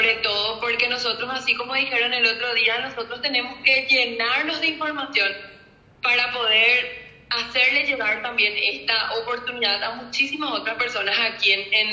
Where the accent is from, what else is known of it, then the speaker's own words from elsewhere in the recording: Paraguay; now in Spain; yo cuando vine de Paraguay, vine yo, quiero que esto de España?